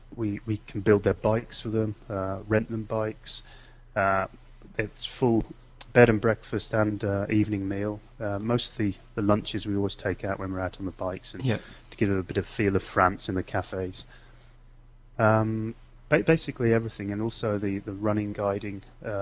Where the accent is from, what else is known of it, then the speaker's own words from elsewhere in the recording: England, United Kingdom; also born or lived in Australia / Netherlands; Originally from England. Not lived there for a while. Went across to Holland. I'm brought up in Australia, but came back to England when I was about 11.